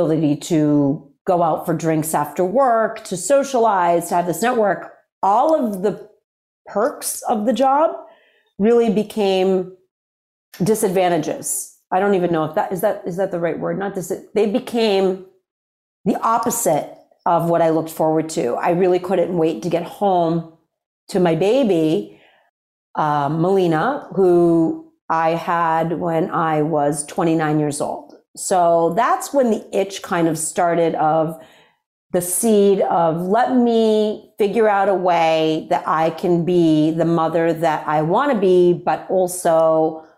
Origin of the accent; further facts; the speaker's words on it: Worcester, Massachusetts, United States; I grew up in Worcester, Massachusetts